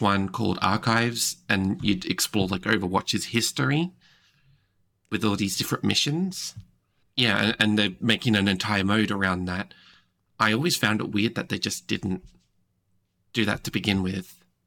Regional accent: Australia; I'm from Australia

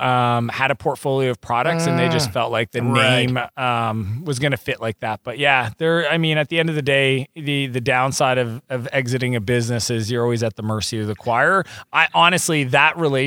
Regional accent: Moncton, New Brunswick, Canada; moved away as an adult; also born or lived in Silicon Valley; I'm Canadian, I'm from New Brunswick, I've showed more people in the world where Moncton is on a mat

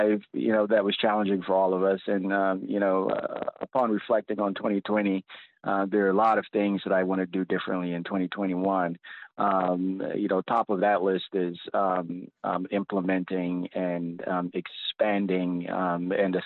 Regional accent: Compton, California, United States; born or raised there; also born or lived in Nigeria; now in Washington, United States

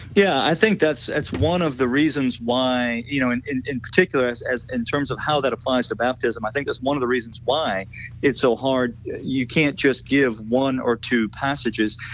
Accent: South Louisiana, United States; I grew up in South Louisiana, and my whole family has been in South Louisiana for for generations

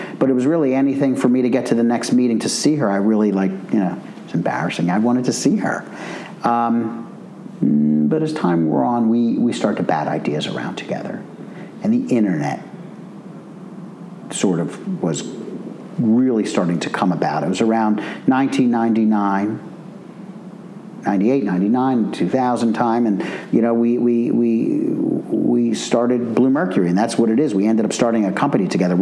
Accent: Philadelphia, Pennsylvania, United States; I grew up in Philadelphia

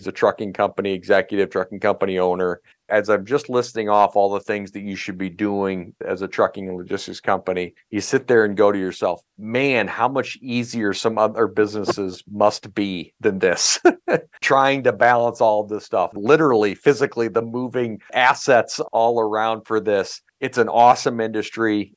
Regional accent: Iowa, United States; moved away as an adult; now in Minnesota, United States; I live in Minnesota, and I've almost lived in Minnesota longer than I lived in my home state of Iowa

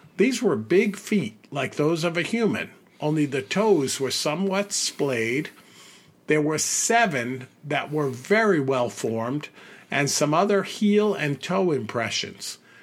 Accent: United States; as an American

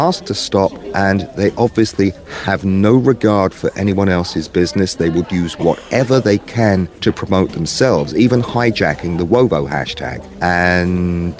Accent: England, United Kingdom; now in New York, United States; I'm an Englishman that moved to New York

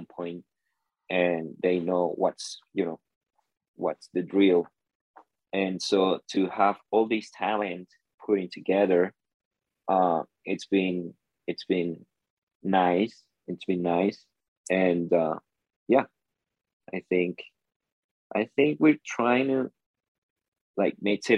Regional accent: Venezuela; I'm from Venezuela.

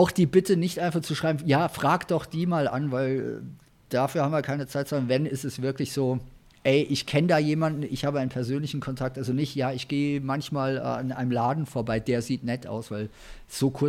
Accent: England, United Kingdom; born there; German is a second language; ich als gebürtiger Engländer hätte natürlich gern ein internationales Buch

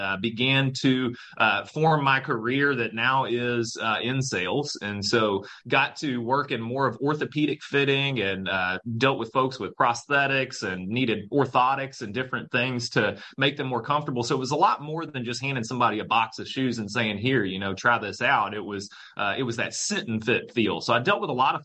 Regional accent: Louisville, Kentucky, United States; moved away as an adult; also born or lived in Indianapolis, Indiana / Michigan; I'm from Louisville, Kentucky

